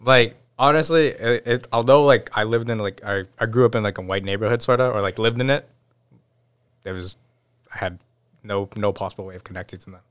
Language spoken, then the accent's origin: English; Newton, Massachusetts, United States; also born or lived in Brighton / Watertown / Boston; I did end up, like, moving in third grade, moving into Newton. and then spend, like, most of my, like, life, even, like, now, still there